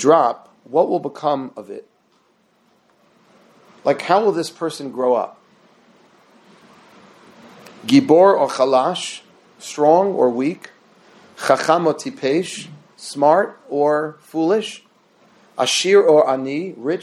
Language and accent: English; New York City, New York, United States; I grew up in Queens, New York, in the 70s.